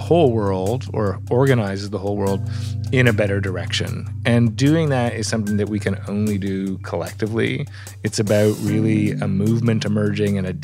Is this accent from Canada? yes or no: yes; Canada; also born or lived in Toronto; I live in Toronto, which gives me the bonus of not being at the center of the tech empire every day and also being a Canadian looking over the border